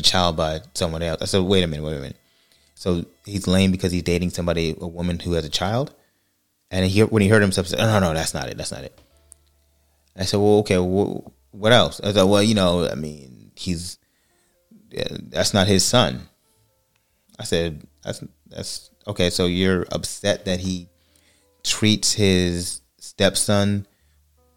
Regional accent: California, United States; moved away; I'm from California

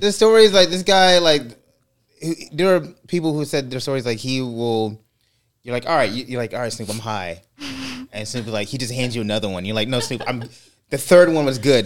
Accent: California, United States; I'm Californian

